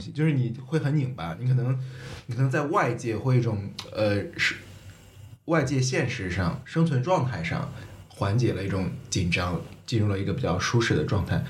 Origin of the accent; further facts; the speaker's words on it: China; moved away as an adult; also born or lived in Netherlands / Hong Kong; 我身上中国人的一面